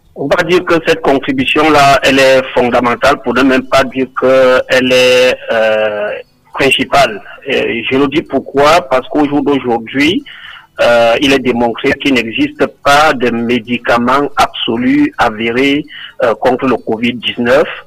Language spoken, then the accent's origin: French; Cameroon; born or raised there